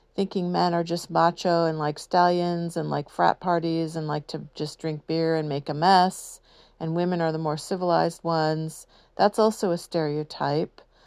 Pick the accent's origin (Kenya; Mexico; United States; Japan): United States; San Diego, California; I grew up in San Diego